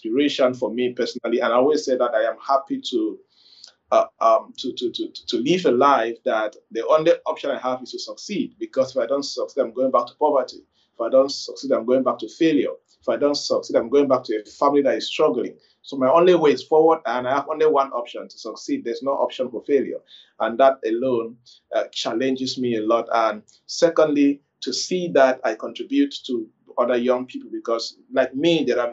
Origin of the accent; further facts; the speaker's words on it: Kumbo, Northwest Region, Cameroon; also born or lived in Bamenda, Cameroon; I was born in Kumbu, the second largest town in the northwest region of Cameroon. Then I did my secondary school there and moved to Bamenda